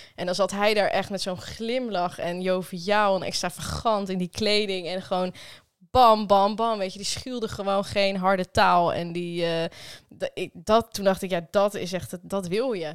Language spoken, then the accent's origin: Dutch; Netherlands; we Nederlanders